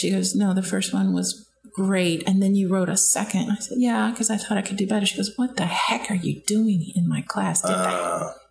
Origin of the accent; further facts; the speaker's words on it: Aurora, Ohio, United States; moved away as an adult; also born or lived in New York; I grew up in Aurora, Ohio